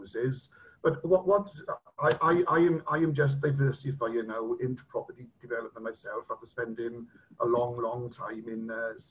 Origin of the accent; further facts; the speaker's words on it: Llanelli, Wales, United Kingdom; I'm from Llanelli